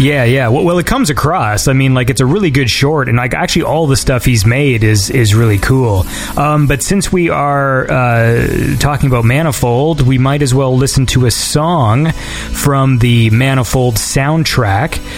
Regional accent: small town a few hours from Toronto, Ontario, Canada; now in Toronto, Canada; I come from a small town that's a few hours away from the city.

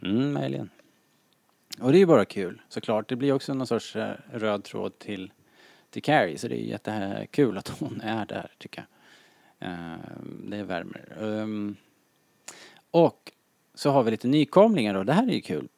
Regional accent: Sweden; som svensk

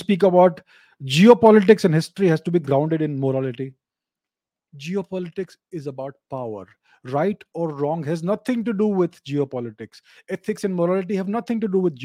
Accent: India; I, as an Indian

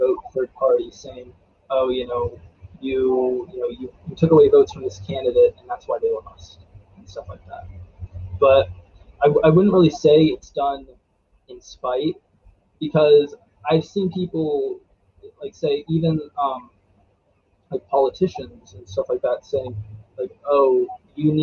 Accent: Frostburg, Maryland, United States; also born or lived in Silver Spring, Maryland; I was born in Silver Spring, Maryland. And then we moved to Allegheny County, and I've pretty much been like around this area the whole time

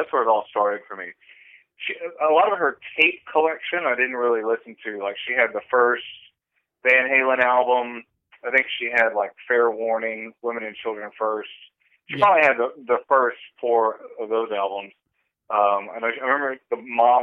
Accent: Longview, Texas, United States; moved away as an adult; also born or lived in Los Angeles; growing up in Longview, the Jehovah's Witnesses, they own the cable companies

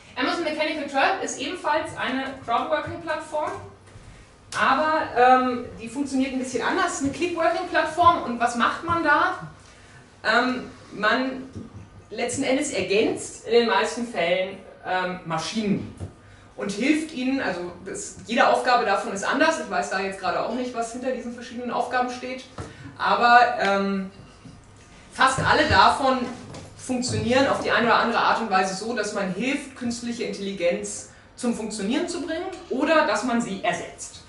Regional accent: Munich, Bavaria, Germany; Bei uns in München

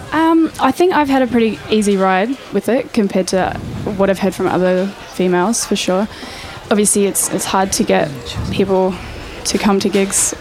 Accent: New Zealand; moved away as an adult; now in Australia; I'm from New Zealand

